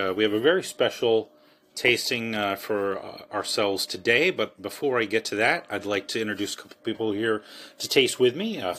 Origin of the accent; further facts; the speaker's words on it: Baltimore, Maryland, United States; I'm from Baltimore, so I'm just going to call him the hun, because, you know, that's what we say.